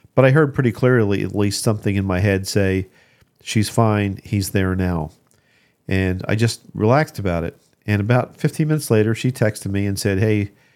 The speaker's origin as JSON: {"language": "English", "town": "Ocean City", "region": "New Jersey", "country": "United States", "tie": "born or raised there", "said": "I grew up in Ocean City, New Jersey"}